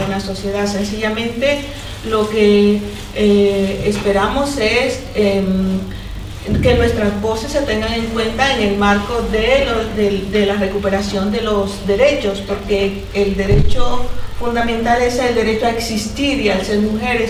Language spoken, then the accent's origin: Spanish; Caribbean Region, Colombia; now in Spain; yo vengo de Colombia